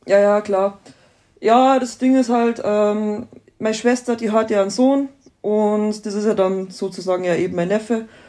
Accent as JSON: {"language": "German", "town": "Mamming", "region": "Bavaria", "country": "Germany", "said": "wir kommen aus dem Landkreis Dingolf in Landau in der Gemeinde Mamming. Das ist eine kleine Ortschaft in Niederbayern"}